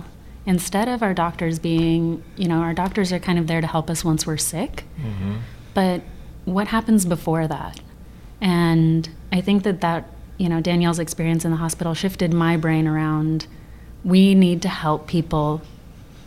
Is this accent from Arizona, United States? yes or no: yes; Sedona, Arizona, United States; moved away; ancient food technologies that we were raised with in Sedona